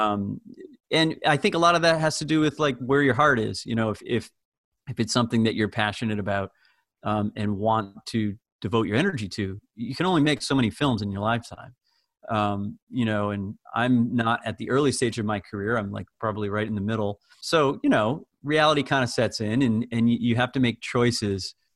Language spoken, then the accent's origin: English; outside Springfield, Western Massachusetts, United States; I grew up in Western Massachusetts, uh, just outside of Springfield, Massachusetts.